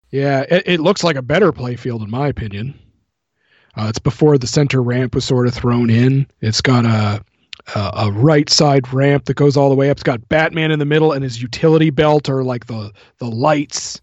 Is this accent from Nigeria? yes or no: no; New Brunswick, Canada; I live in a very small uh, hometown in New Brunswick